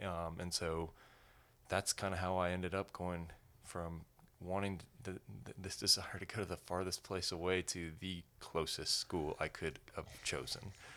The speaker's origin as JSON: {"language": "English", "town": "Colorado Springs", "region": "Colorado", "country": "United States", "tie": "born or raised there", "said": "I grew up in Colorado, so Colorado Springs is home"}